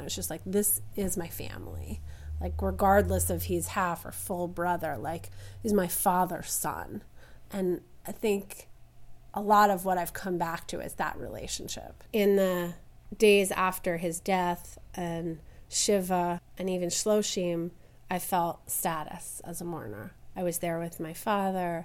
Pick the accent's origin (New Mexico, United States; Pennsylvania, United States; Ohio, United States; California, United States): Pennsylvania, United States; Philadelphia; I'm from Philadelphia